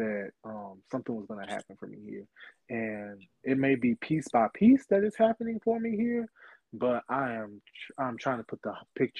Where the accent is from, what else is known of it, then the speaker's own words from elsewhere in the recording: Bowling Green, Kentucky, United States; moved away as an adult; also born or lived in Louisville, Kentucky; now in Houston, United States; I'm from Bowling Green, Kentucky.